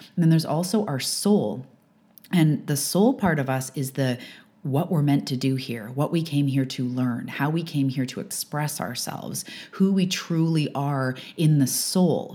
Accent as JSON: {"language": "English", "country": "Canada", "said": "I'm a Canadian living on the west coast of Canada"}